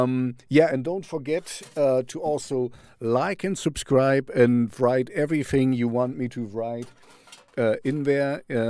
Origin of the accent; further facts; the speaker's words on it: Canada; We are from Canada, so you know I love Canada.